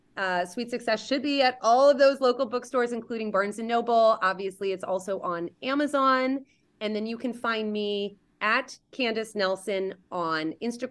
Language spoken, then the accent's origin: English; Indonesia; I used to say that it's that I grew up in Indonesia.